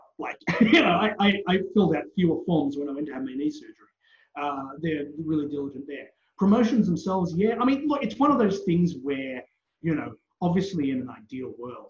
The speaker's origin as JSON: {"language": "English", "country": "Australia", "said": "As an Australian wrestling legend"}